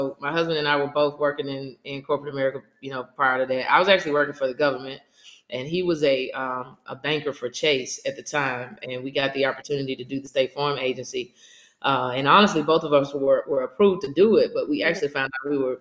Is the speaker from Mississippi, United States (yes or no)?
yes; Mississippi, United States; I'm originally from Mississippi